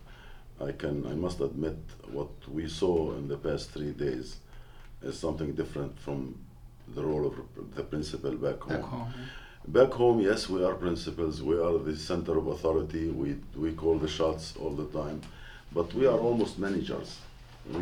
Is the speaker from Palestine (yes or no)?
yes; Gaza, Gaza Strip, Palestine; we are from Gaza